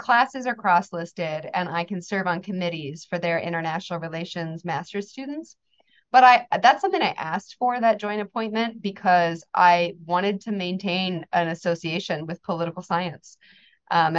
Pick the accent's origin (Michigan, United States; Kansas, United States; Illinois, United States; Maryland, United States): Kansas, United States; I grew up in Kansas, so the landlocked environment.